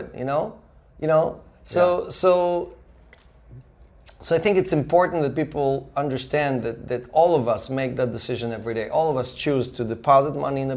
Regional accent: Israel; English is a second language; moved away as an adult; also born or lived in Russia; now in United States; I was born in communism in Russia and grew up in socialism in Israel and came to America

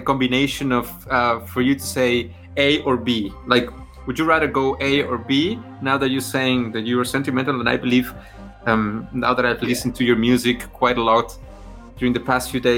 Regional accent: Mexico City, Mexico; first language Spanish; English is a second language; moved away as an adult; I was also born and raised in Mexico City

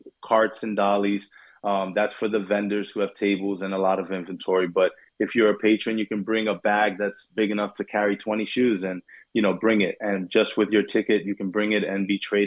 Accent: New York, United States; I grew up in New York, in Brooklyn and Queens

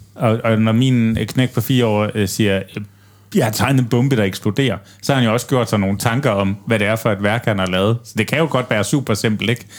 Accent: Aarhus, Central Denmark Region, Denmark; hjemme i Aarhus

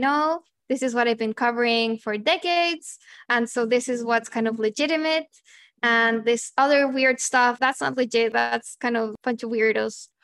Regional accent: Chile; moved away as an adult; also born or lived in Argentina; growing up in Chile

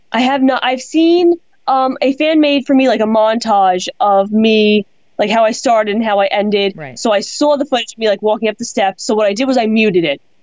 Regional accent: Long Island, New York, United States; I'm from Long Island

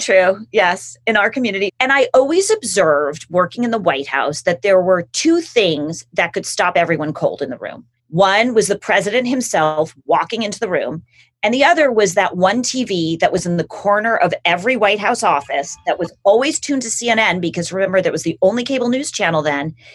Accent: Los Angeles, California, United States; I grew up in Los Angeles with a family that like cared about public service

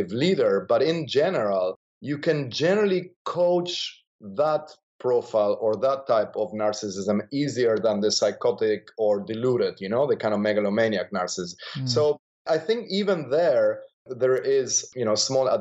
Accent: Argentina; moved away; I grew up in Argentina

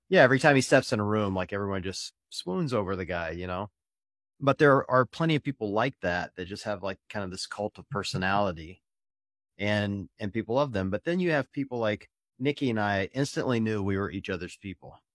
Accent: the Bible Belt in the Deep South, United States; I was raised in the Bible Belt in the Deep South

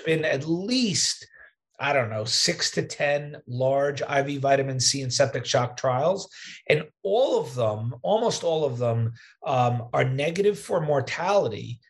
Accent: New York, United States; moved away as an adult; also born or lived in Wisconsin; now in Midwest, United States; I'm a New Yorker, but I live in the Midwest now

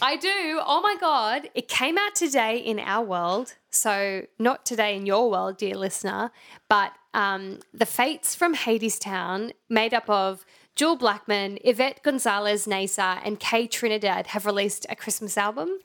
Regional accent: Brisbane, Queensland, Australia; we grew up in Brisbane

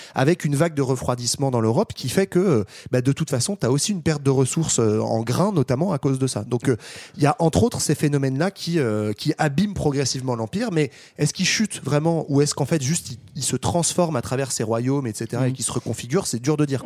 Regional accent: France; on est français

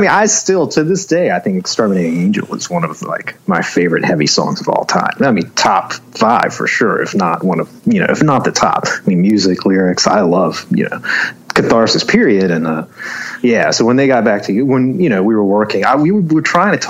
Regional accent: Charlotte, North Carolina, United States; Yeah, I was born and raised in Charlotte, actually. I mean, my parents are from Taiwan, but they, you know, went to college here and everything. So I was born and raised in Charlotte.

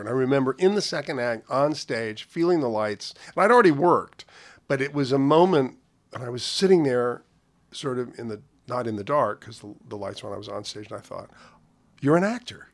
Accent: New York, United States; also born or lived in Havana, Cuba; they both became teachers and opened a school in New York. So the, the world that I grew up in as a small boy

